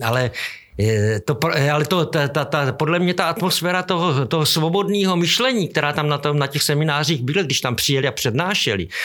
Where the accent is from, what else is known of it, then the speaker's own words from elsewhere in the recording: Šumperk, Olomouc Region, Czechia; moved away; A my všichni jako vlastně jsme byli ze Šumperku.